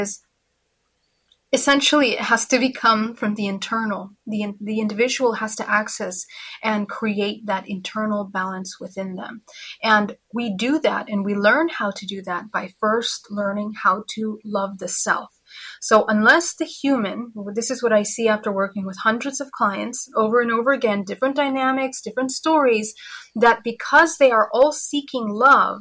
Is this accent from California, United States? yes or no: yes; California, United States; Yes, I'm from California.